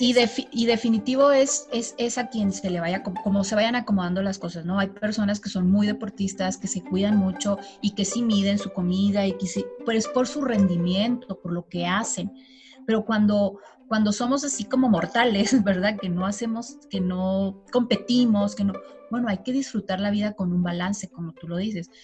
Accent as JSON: {"language": "Spanish", "region": "Chihuahua", "country": "Mexico", "said": "soy de Chihuahua"}